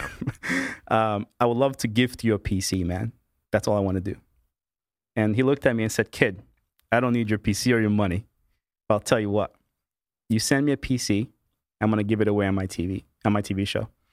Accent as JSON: {"language": "English", "town": "Kearney", "region": "New Jersey", "country": "United States", "tie": "born or raised there", "also_born_or_lived": "Brazil", "said": "I was born in Brazil. My parents immigrated to the U S when I was two years old. And, uh, the typical, you know, uh, you know, American dream story, right? Um, went to school in, uh, in a little town called Kearney, Kearney, New Jersey, right? I'm a New Jersey boy, uh, all my life pretty much"}